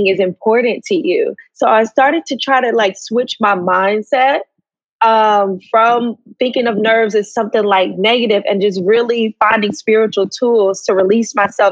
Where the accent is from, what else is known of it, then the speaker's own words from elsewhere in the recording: Atlanta, Georgia, United States; moved away as an adult; I'm originally from Atlanta, Georgia